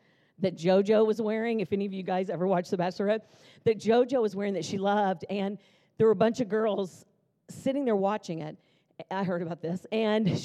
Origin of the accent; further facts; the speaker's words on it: Jackson, Mississippi, United States; also born or lived in Nashville, Tennessee; now in Tulsa, United States; I grew up in Jackson, Mississippi. My dad was an attorney